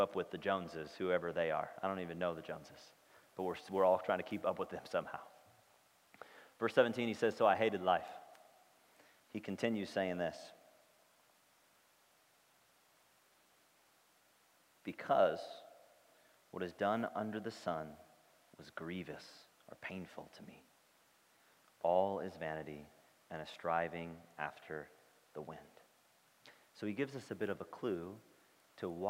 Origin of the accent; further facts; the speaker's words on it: St. Louis, Missouri, United States; I grew up in St. Louis, where she grew up